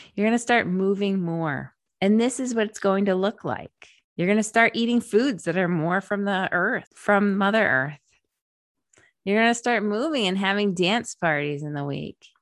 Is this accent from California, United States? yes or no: no; Rhode Island, United States; moved away as an adult; also born or lived in Massachusetts; I drove back to the East Coast to Rhode Island to my home state